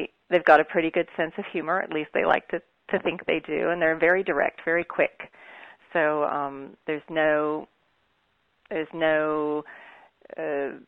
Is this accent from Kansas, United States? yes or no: yes; Kansas, United States; I'm actually from Kansas.